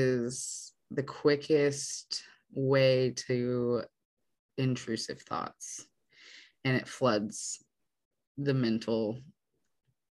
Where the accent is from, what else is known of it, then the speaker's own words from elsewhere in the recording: Idaho, United States; moved away; we grew up in Idaho